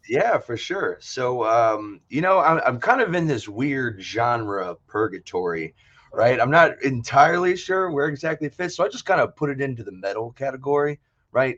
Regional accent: Brunswick, Maryland, United States; now in Tacoma, United States; I'm originally from the East Coast. So I grew up in, uh, in Maryland

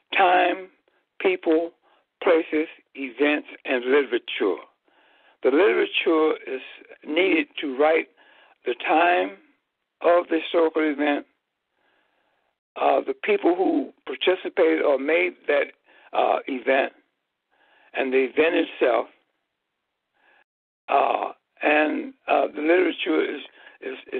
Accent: Chicago, Illinois, United States; I was born and raised in Chicago, Illinois

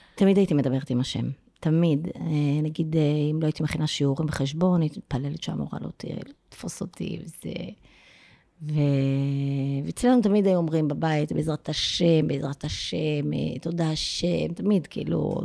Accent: Afula, Northern District, Israel; moved away; אני באמת גדלתי בעפולה

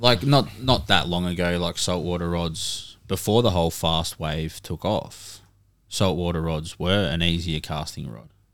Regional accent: Cohuna, Victoria, Australia; as a kid growing up in Korowa

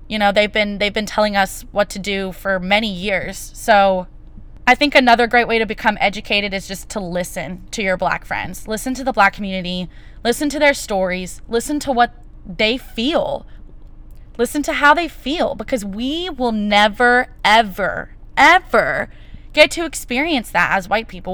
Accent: United States; as an American citizen

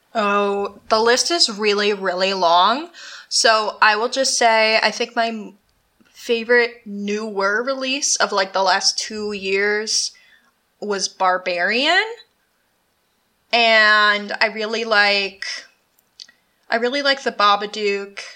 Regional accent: United States; moved away; the town I grew up in is supposedly extremely haunted

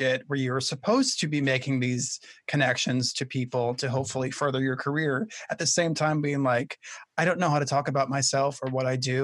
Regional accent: Minnesota, United States; moved away as an adult; now in New York City, United States; in Minnesota where I grew up

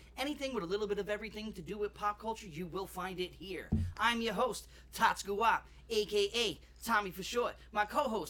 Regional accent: Long Island, New York, United States; we're from Long Island

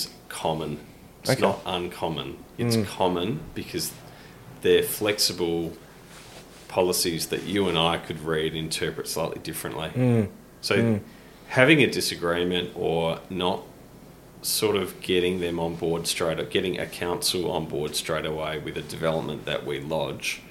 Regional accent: Modbury, South Australia, Australia; when we grew up in Modbury

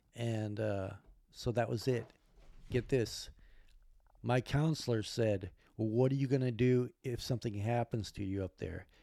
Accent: Alaska, United States; moved away; also born or lived in Spokane / Olympia; I grew up in Alaska

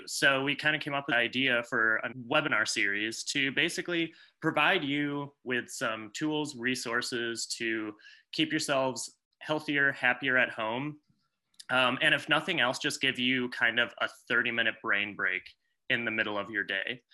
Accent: Michigan, United States; I'm from Michigan

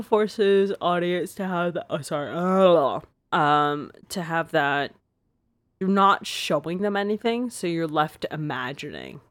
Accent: Canada; I'm so Canadian

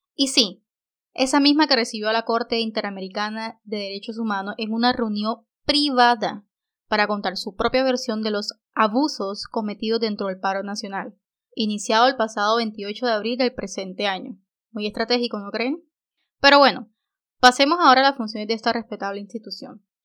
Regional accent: Colombia

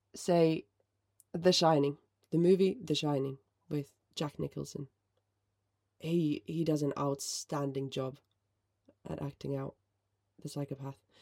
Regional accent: Finland; but I am from Finland

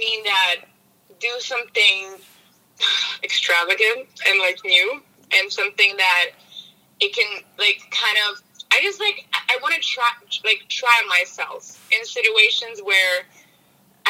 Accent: Poland; moved away; Poland. I'm from Poland. Yeah, it's a really beautiful, lovely country in Europe.

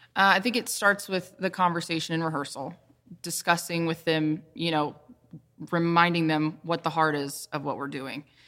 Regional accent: the Carolinas, United States; I'm from the Carolinas, born and raised

